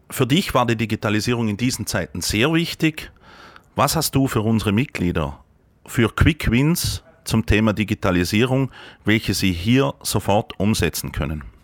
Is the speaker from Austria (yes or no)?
yes; Vorarlberg, Austria; Jetzt kommen wir ja in Vorarlberg aus dem Ländle.